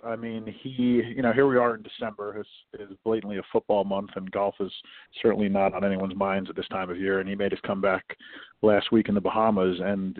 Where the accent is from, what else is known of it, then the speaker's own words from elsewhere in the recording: Oradell, New Jersey, United States; I'm originally from New Jersey, so I'm a local guy. I grew up in Oradell, New Jersey